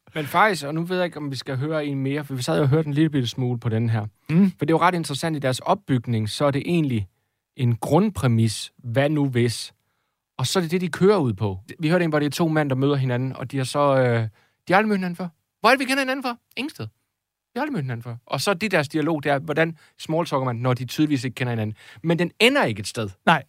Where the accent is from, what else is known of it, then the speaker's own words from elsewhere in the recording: Jutland, Denmark; jeg er jo jyde